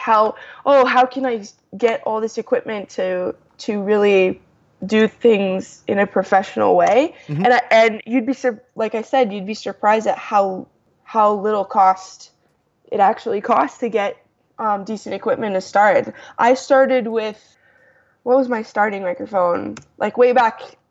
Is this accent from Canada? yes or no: yes; Toronto, Ontario, Canada; I'm from Toronto.